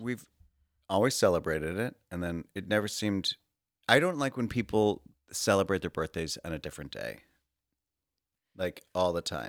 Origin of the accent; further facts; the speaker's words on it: Oak Park, Illinois, United States; moved away; my hometown of Oak Park, Illinois